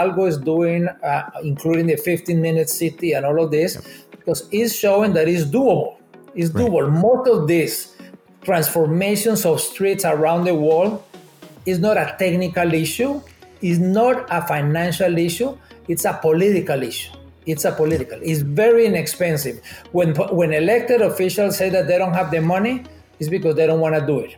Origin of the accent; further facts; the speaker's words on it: Bogotá, Bogotá Capital District, Colombia; moved away as an adult; also born or lived in Canada; now in Toronto, Canada; I'm originally from Bogota, Colombia. Before immigrating to Canada